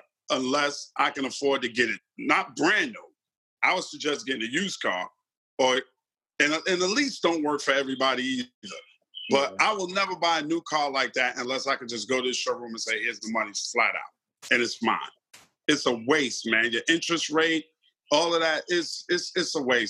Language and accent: English; New York City, New York, United States; I'm from Hollis, Queens, New York. I grew up in an era when there's certain codes and certain morals